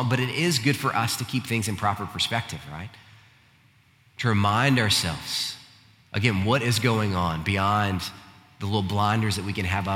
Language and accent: English; United States; as American Christians